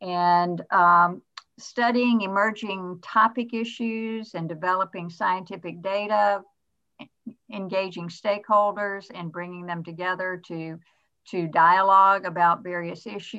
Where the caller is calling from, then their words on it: Atlanta, Georgia, United States; Well, I'm dialing in from Atlanta, Georgia, which is my home base.